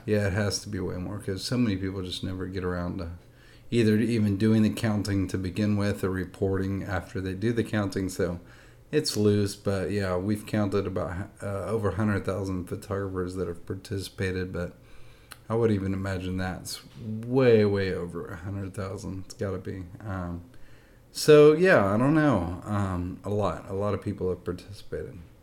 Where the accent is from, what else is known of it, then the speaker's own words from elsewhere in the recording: Nashville, Tennessee, United States; I grew up in Nashville, Tennessee. I'm actually from Nashville